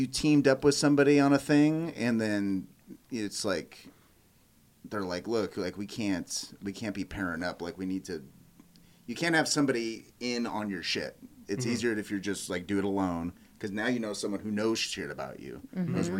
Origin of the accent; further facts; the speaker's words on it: Manteca, California, United States; Manteca, California. It's in Central California